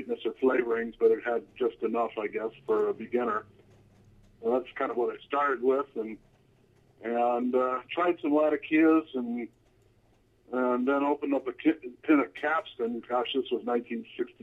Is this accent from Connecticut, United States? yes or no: yes; Hartford, Connecticut, United States; I grew up in Hartford